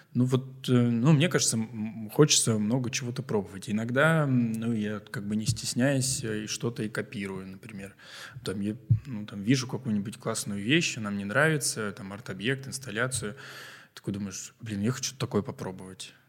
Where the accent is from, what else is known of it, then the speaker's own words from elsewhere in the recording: Novosibirsk, Novosibirsk Oblast, Russia; Мы такие, из Новосибирска